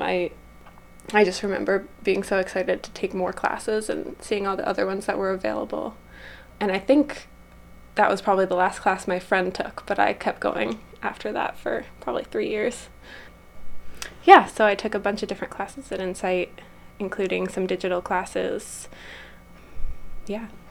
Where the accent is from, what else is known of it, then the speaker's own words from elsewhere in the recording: Brattleboro, Vermont, United States; I grew up in Brattleboro